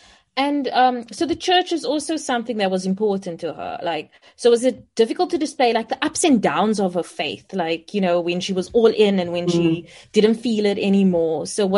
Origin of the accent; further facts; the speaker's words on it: South Africa; as South Africans